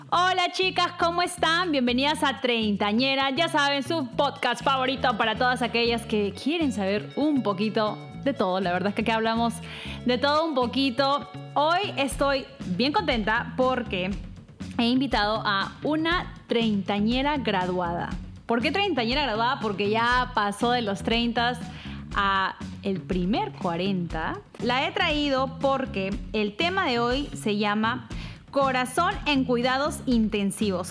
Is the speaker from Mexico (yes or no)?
no; Peru; now in New York, United States; somos peruanas